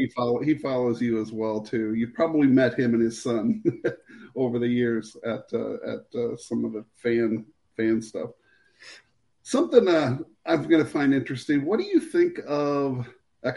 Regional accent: Iowa City, Iowa, United States; we're both Iowa City guys. I was born and raised in Iowa City. I went to City High.

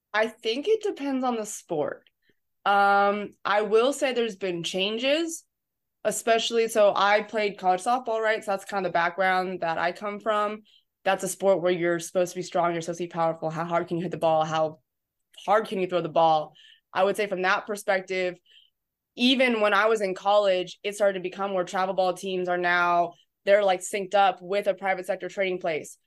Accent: San Diego, California, United States; moved away as an adult; also born or lived in New Hampshire / Illinois; now in Tennessee, United States; I'm from San Diego, California. Grew up down there my entire life

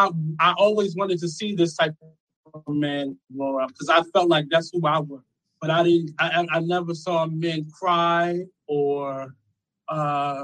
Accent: Philadelphia, Pennsylvania, United States; I'm from Philly

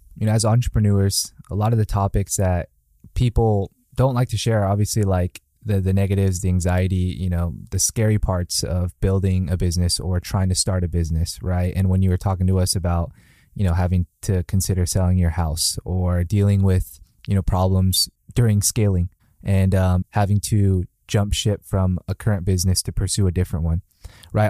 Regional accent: Mission Viejo, California, United States; moved away; I was from Mission Viejo, so when I was visiting my parents

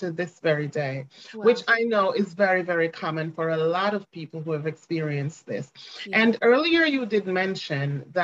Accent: Ocho Rios, Saint Ann, Jamaica; I am a native of the beautiful island of Jamaica. I was born and raised in Jamaica, raised in Ocho Rios, Jamaica, in fact.

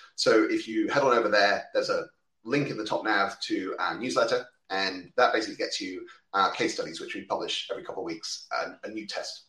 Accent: United Kingdom; I'm a Brit based in uh, just outside London

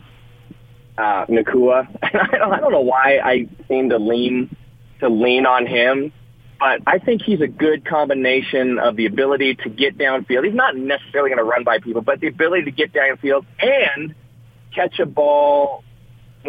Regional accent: United States; I'm unabashedly American

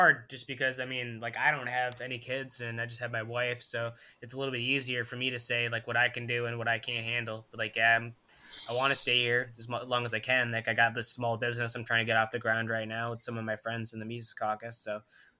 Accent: Michigan, United States; moved away; I'm from Michigan.

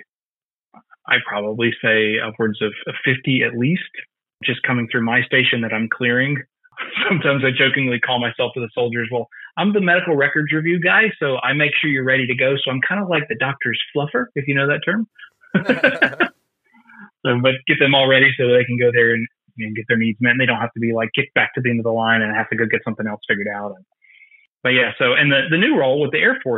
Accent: Greenwood, South Carolina, United States; I'm from Greenwood, South Carolina originally

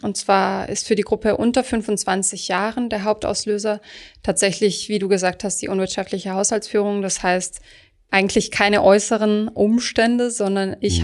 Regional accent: Baden-Württemberg, Germany; ich komme zum Beispiel aus Süddeutschland, dort rühmen sich viele Leute

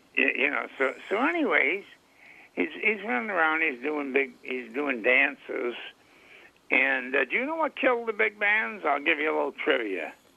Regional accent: Rochester, New York, United States; my hometown, Rochester, New York

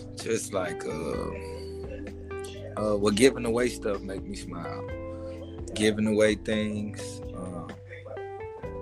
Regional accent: Gary, Indiana, United States; Born and raised in Gary, Indiana

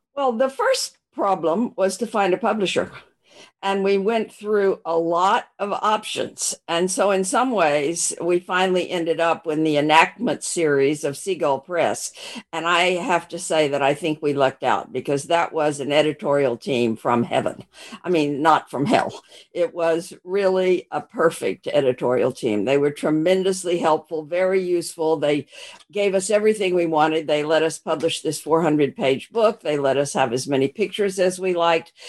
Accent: Arkansas, United States; moved away; also born or lived in Texas / Australia; I was born in Arkansas

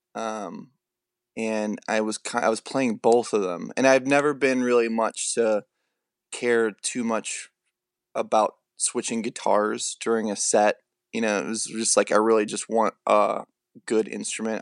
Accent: southern Illinois, United States; born or raised there; moved away

